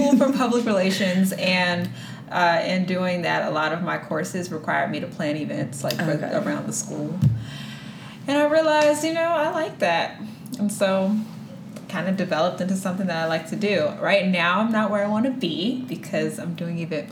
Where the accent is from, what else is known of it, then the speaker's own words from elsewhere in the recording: DMV, United States; grew up in the DMV